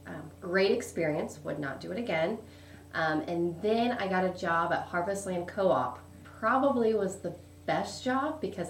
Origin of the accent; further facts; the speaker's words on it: Hagerstown, Indiana, United States; also born or lived in Greens Fork; I grew up Hagerstown, population 2,000 happy people.